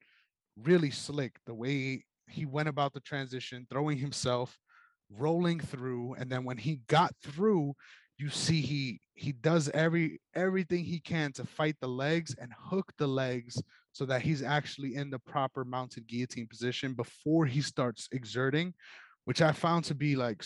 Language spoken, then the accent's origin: English; New York, United States; I'm someone from New York